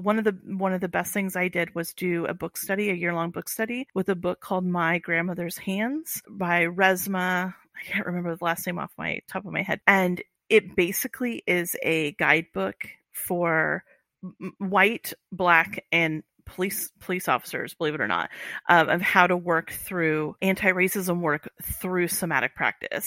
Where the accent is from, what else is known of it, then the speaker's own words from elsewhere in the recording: Iowa, United States; moved away; I'm grew up in Amer-, as an American in, in a, you know, in Iowa